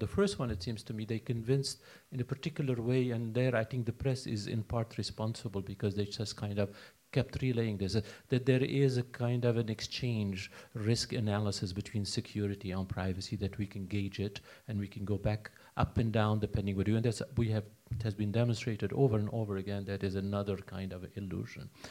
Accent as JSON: {"language": "English", "country": "United States", "also_born_or_lived": "Baltimore", "said": "I'm American, I live in the States"}